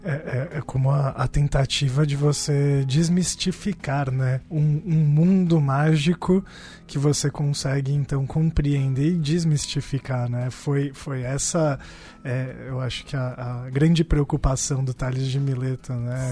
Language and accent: Portuguese; São Paulo, Brazil; Eu tô do outro lado ali, já na divisa de Adema e tal, mas Parque Bristol